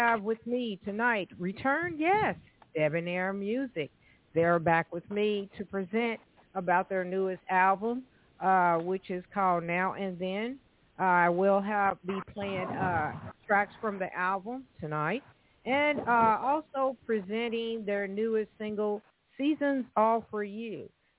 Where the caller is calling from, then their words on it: Evansville, Indiana, United States; So I am calling from Evansville, Indiana, everyone, just to let you know.